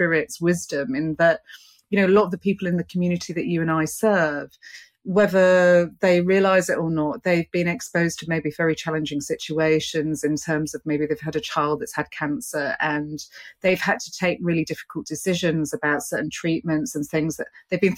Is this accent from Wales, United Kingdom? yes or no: no; London, United Kingdom; I'm here as a British representative today. I'm here from the UK, London